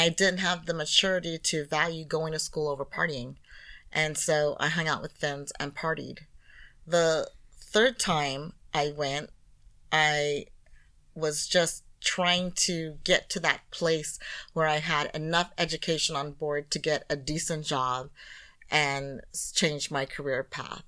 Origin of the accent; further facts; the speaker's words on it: United States; being an American